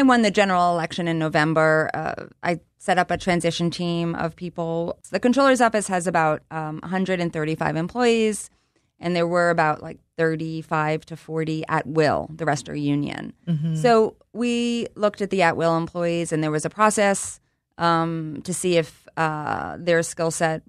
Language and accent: English; Abington, Pennsylvania, United States; I am from the Philadelphia area. Mm-hmm. I grew up in Abington. I went to Abington High School.